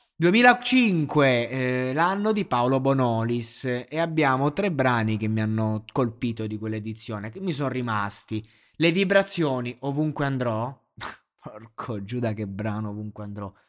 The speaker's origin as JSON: {"language": "Italian", "town": "Roseto degli Abruzzi", "region": "Abruzzo", "country": "Italy", "said": "per me che sono di Roseto"}